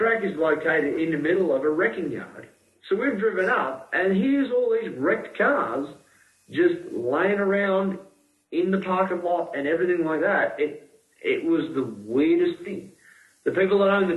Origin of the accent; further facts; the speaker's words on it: Australia; being an Australian over here